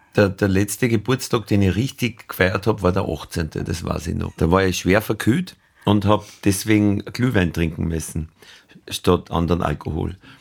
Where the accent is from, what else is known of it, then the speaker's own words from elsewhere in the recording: Nöchling, Lower Austria, Austria; Das war gerade nicht Oberösterreich, das war an der Grenze zu Oberösterreich in Niederösterreich, südliches Waldviertel, aber eigentlich fast an der Donau, also der erste Hügel über der Donau. Da ist der Bauernhof